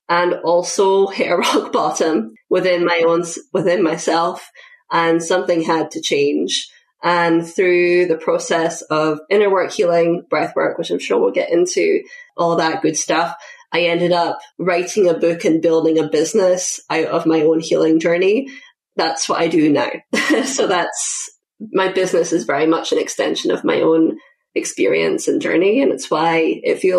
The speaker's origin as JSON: {"language": "English", "region": "Scotland", "country": "United Kingdom", "moved": "as an adult", "lives_now": "United States", "said": "when I was 20, I moved from Scotland to the US to play field hockey"}